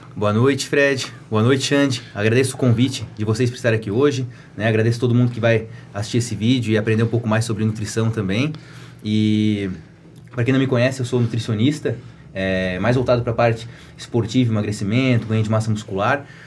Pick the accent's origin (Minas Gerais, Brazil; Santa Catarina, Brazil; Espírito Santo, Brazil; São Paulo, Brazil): Santa Catarina, Brazil; Atalanta; eu nasci e cresci em Atalanta